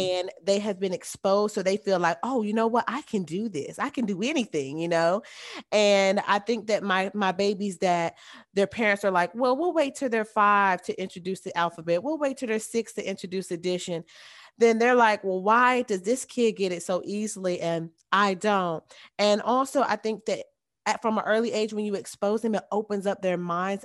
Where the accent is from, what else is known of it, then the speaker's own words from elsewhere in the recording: the South, United States; I am from the South, it is very hot down here.